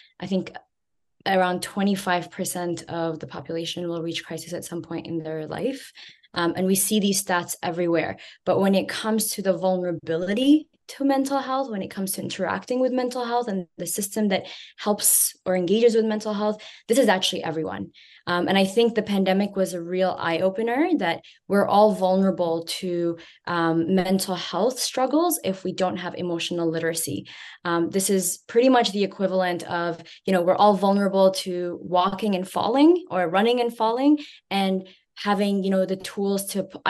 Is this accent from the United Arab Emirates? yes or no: yes; United Arab Emirates; also born or lived in Jordan / Yemen; now in Canada; I was born and raised in Emirates. I grew up there, and then between there and Jordan, and then I moved to Canada.